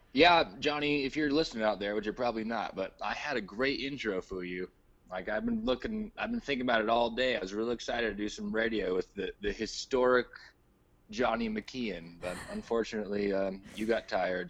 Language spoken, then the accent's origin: English; United States; me as an American